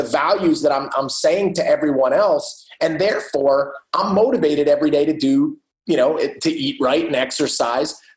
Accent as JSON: {"language": "English", "region": "New Jersey", "country": "United States", "said": "I am from New Jersey"}